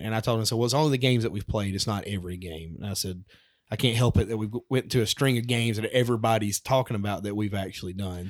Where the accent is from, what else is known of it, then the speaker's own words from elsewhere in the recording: Alabama, United States; I'm a redneck from Alabama